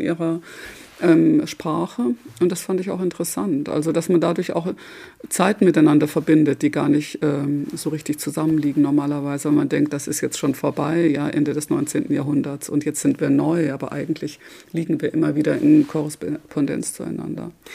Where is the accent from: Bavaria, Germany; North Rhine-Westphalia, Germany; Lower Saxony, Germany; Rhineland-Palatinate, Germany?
North Rhine-Westphalia, Germany; Bochum; moved away; also born or lived in Freiburg; Ich bin in Bochum aufgewachsen, also im Schwarzwald in Freiburg geboren, aber dann in Bochum aufgewachsen.